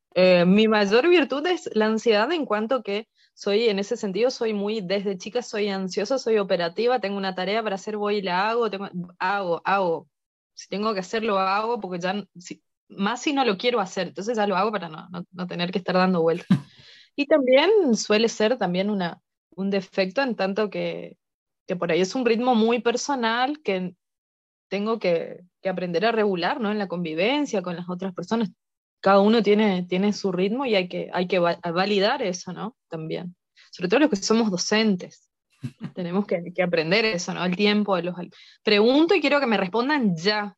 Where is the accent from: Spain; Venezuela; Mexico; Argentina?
Argentina; Misiones; accent: not porteño; Yo soy de Argentina, eh, soy de, una zona limítrofe, estoy hacia un lado, estoy a 50 kilómetros de Brasil y hacia el otro lado estoy a 50 kilómetros de Paraguay